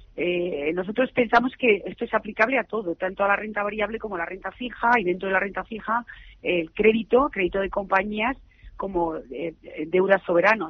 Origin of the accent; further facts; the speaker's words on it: Madrid, Community of Madrid, Spain; Estoy muy, muy orgullosa como española y como madrileña